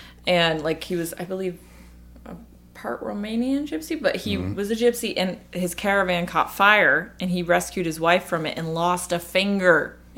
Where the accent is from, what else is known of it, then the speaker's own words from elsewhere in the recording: Dallas, Texas, United States; Dallas. My daddy was a pastor down in Dallas.